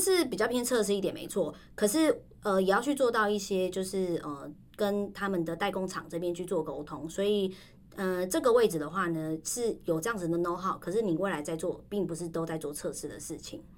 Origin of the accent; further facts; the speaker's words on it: Taiwan; 就是我们台湾人。